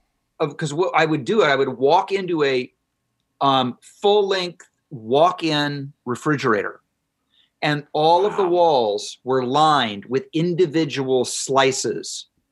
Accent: Ohio, United States; I remember growing up in Ohio when Wendy's came on the scene.

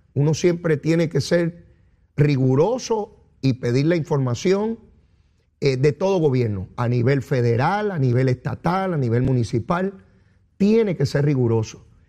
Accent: Puerto Rico

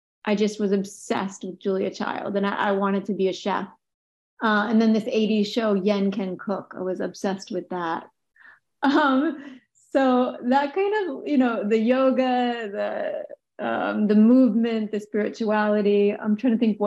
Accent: Boston, Massachusetts, United States; I was born in Boston. I went to a Catholic school

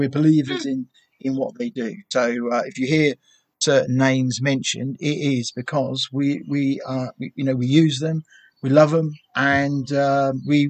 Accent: Bungay, East of England, United Kingdom; I come from Bungie

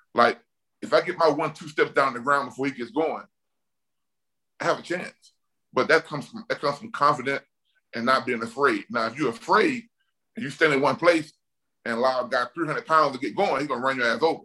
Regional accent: Mobile, Alabama, United States; I'm from Mobile, Alabama

